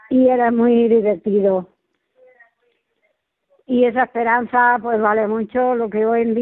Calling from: Spain; soy una seguidora de Radio María desde hace 18 años, poquito hacía que se había inaugurado la emisora en, aquí en España

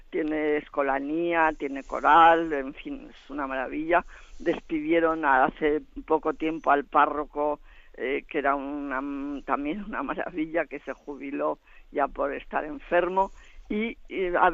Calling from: Zaragoza, Aragon, Spain; de Zaragoza

